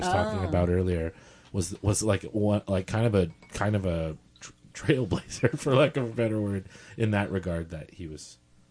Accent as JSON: {"language": "English", "town": "El Paso", "region": "Texas", "country": "United States", "said": "I'm from El Paso, Texas"}